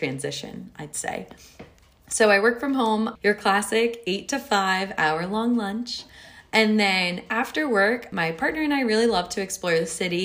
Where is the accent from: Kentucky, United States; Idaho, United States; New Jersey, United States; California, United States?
New Jersey, United States; moved away as an adult; also born or lived in Michigan; now in Kansas City, United States; I am originally from New Jersey